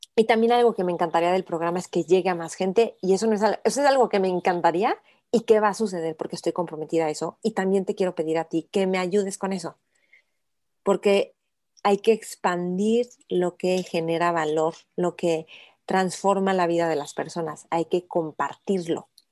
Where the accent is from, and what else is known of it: Mexico